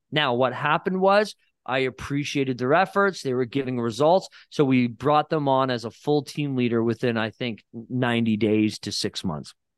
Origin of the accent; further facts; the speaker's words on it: Barrie, Ontario, Canada; moved away as an adult; now in Niagara-on-the-Lake, Canada; I never lived in Niagara. I'm from Barrie, Ontario